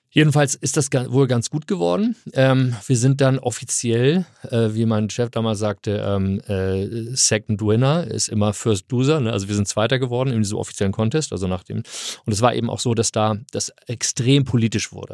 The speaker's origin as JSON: {"language": "German", "region": "Hamburg", "country": "Germany", "tie": "born or raised there", "also_born_or_lived": "California, United States", "moved": "as an adult", "said": "Nein, ich komme aus Hamburg, ich bin Eppendorf. Äh, ah. Eppendorf groß gewachsen"}